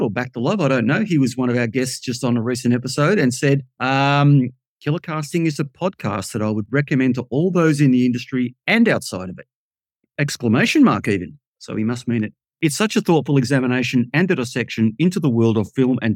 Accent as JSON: {"language": "English", "town": "Melbourne", "region": "Victoria", "country": "Australia", "said": "I come from Melbourne in Australia, Victoria"}